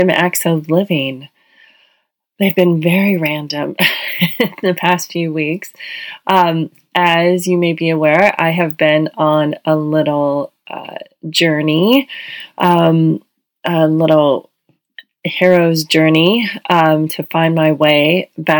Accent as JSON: {"language": "English", "region": "Hawaii", "country": "United States", "said": "we're from Hawaii"}